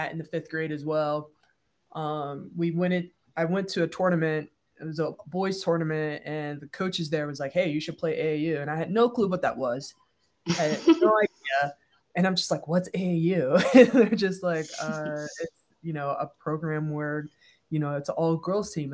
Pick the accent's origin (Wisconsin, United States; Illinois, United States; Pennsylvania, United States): Pennsylvania, United States; Pittsburgh; I grew up in Pittsburgh, Pennsylvania